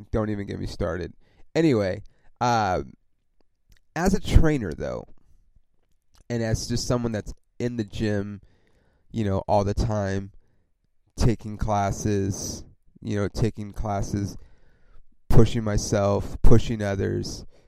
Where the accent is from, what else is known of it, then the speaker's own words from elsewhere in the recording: Ontario, California, United States; also born or lived in East Los Angeles, California / Upland, California / San Bernardino, California / Corona, California; I grew up in Ontario, California, which if you don't know where that is, it's about 40 miles outside